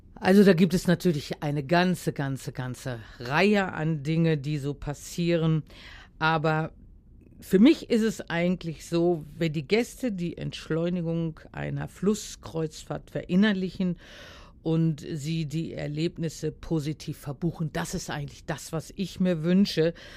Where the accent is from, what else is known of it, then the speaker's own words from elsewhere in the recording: Heiligenhafen, Schleswig-Holstein, Germany; das ist ein Stück Heimat von mir. Ich bin ja äh, aus Schleswig-Holstein, aus Heiligenhafen